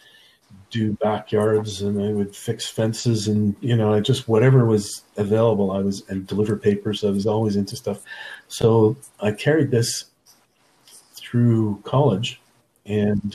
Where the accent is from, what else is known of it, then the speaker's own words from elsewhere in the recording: Nova Scotia, Canada; moved away; I'm originally from Nova Scotia